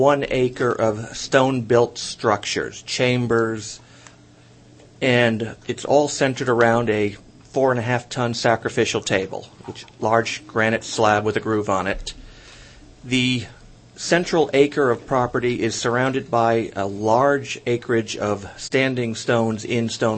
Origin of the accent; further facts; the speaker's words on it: Haverhill, Massachusetts, United States; now in Florida, United States; I was raised in Haverhill, mm-hmm. So I literally lived within 5 miles of Mystery Hill